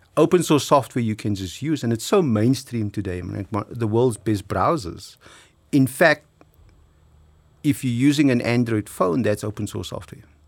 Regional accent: South Africa

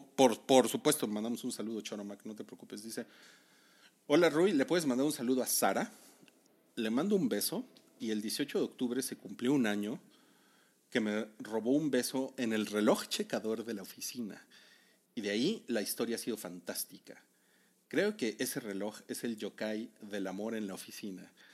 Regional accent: Mexico; como buen mexicano traumado

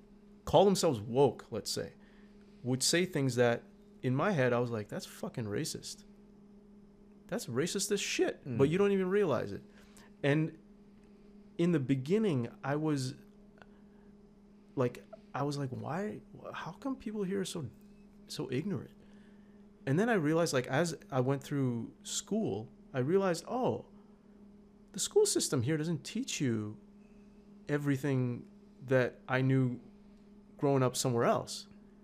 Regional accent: Canada; English is a second language; also born or lived in Iran / Turkey; I was born in Iran and then we moved as refugees to Turkey. And then as refugees, the UN sent us to Canada. We had no choice. They sent us here.

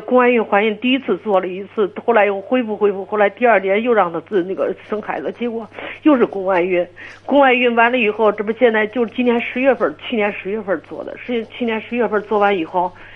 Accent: Hebei, China; 我是河北的

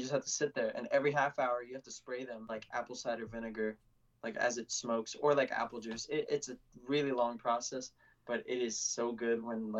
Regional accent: the South, United States; accent: Southern; I think I have a little bit of Southern in my accent just because I did grow up in the South.

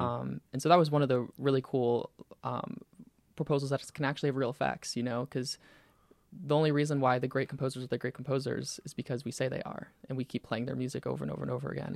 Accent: Pensacola, Florida, United States; I'm from Pensacola

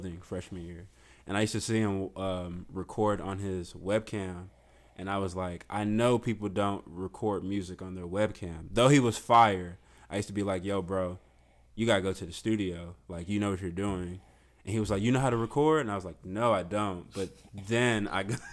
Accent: Stone Mountain, Georgia, United States; moved away; also born or lived in Houston, Texas; Born in Stone Mountain, Georgia.

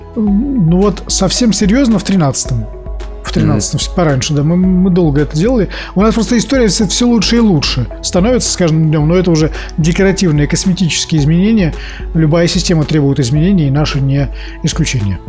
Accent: Saint Petersburg, Russia; я коренной петербуржец в четвертом

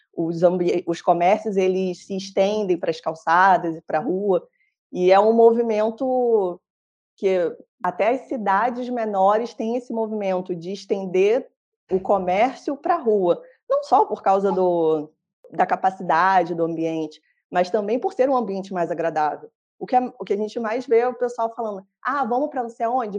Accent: Rio de Janeiro, Brazil; moved away; Eu sou do Rio

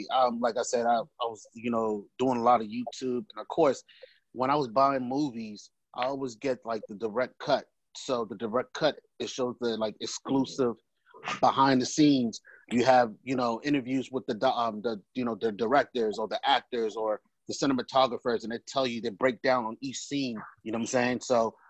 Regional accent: Nigeria; now in United States; as a Nigerian, you know, most Nigerian, your parents want you to be in, you know, either a nurse or doctor

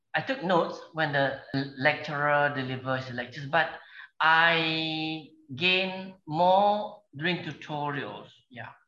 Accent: Gemas, Negeri Sembilan, Malaysia; also born or lived in London; my hometown in Gemas

